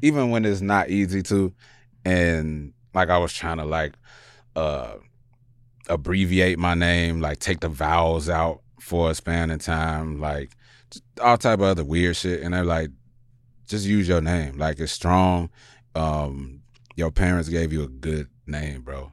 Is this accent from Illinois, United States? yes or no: yes; Chicago, Illinois, United States; moved away; also born or lived in New York; I'm from Chicago